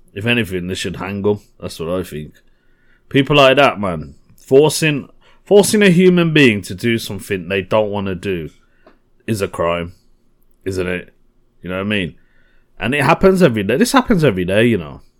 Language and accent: English; Birmingham, West Midlands, United Kingdom; Birmingham, my hometown.